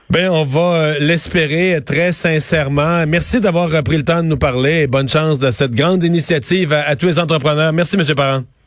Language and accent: French; Rivière-du-Loup, Quebec, Canada; premier tech chez nous à Rivière-du-Loup